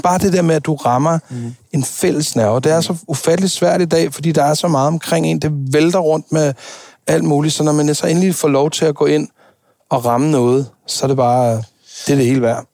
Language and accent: Danish; Denmark; jeg var den eneste dansker